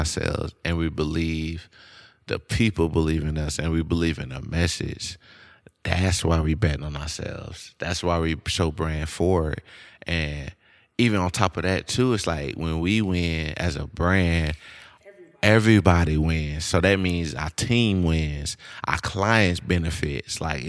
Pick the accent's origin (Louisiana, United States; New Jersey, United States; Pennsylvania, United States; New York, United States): Louisiana, United States; Shreveport; Like, I grew up in Bossier, Shreveport, Louisiana, but I was just in crazy situations that I have no business being in.